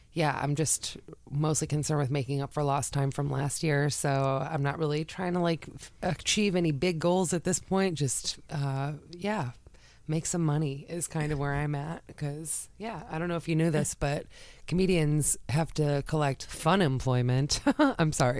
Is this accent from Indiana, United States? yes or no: no; south of Boston, Massachusetts, United States; moved away as an adult; also born or lived in Chicago; I'm from Massachusetts. I grew up south of Boston, and then I moved to Chicago when I was 21